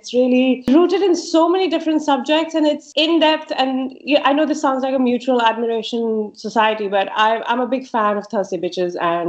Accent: Mumbai, Maharashtra, India; accent: Northern Indian; My Hindi is very good. My accent is very, very rooted in Northern India. I don't really belong to any one place. I want to belong to Bombay. So I just say I'm from Bombay

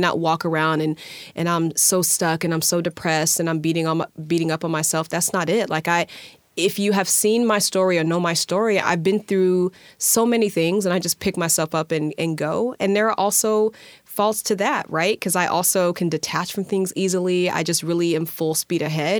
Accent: Alabama, United States; moved away; I'm from Alabama

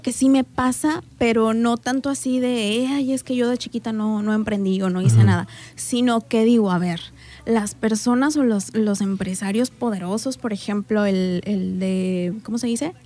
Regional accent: Colima, Mexico; moved away as an adult; now in Manzanillo, Mexico; No, no soy de aquí, yo soy de Colima.

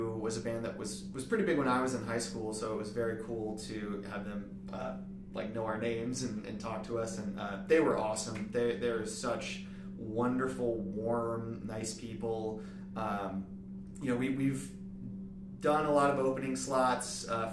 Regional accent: Milwaukee, Wisconsin, United States; now in Orlando, United States; I'm from Milwaukee originally

